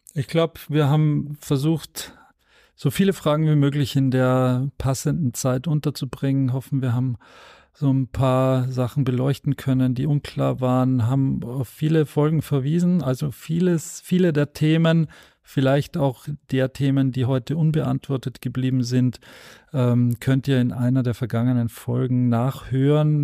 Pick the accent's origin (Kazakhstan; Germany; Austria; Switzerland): Austria; ich als äh, Österreicher